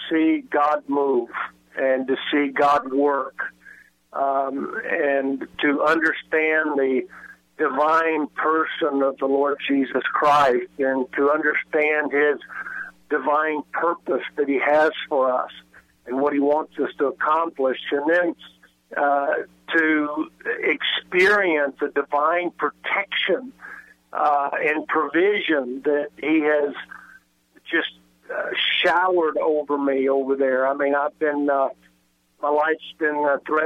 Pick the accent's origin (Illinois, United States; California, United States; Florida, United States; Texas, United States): Texas, United States; West; I was brought up playing in Texas with the wind out west Texas